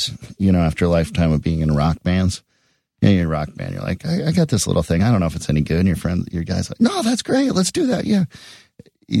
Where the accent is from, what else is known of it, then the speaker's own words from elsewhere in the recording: Edina, Minnesota, United States; also born or lived in Shaker Heights, Ohio / Boston; Edina, Minnesota, which is my hometown